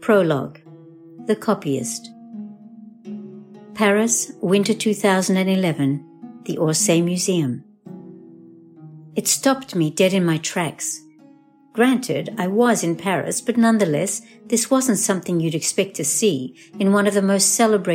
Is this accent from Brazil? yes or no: no; Australia; also born or lived in France / Israel; now in United States; I was born in France. I grew up in Australia. I've lived in Israel. I've lived in America now for quite a few years.